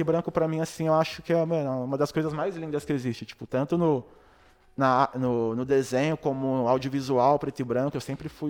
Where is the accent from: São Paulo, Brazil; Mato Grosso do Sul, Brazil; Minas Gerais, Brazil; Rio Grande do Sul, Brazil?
São Paulo, Brazil; Eu morava bem próximo, né, tipo, do Brau, mano. Do Brau e do Blue, porque eu sou da Zona Sul, né, do Capão